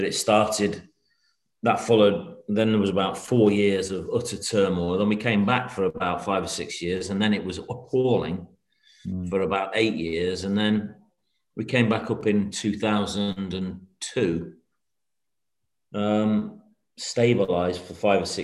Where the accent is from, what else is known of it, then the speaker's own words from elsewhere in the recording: Manchester, North West England, United Kingdom; moved away; though I was born there, I've lived about 50 years away from there.